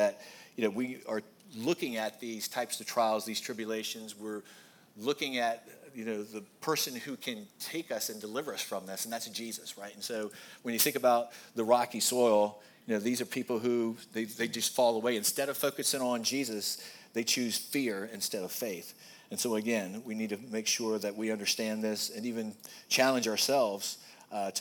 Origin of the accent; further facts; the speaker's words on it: Goochland, Virginia, United States; we grew up in Goochland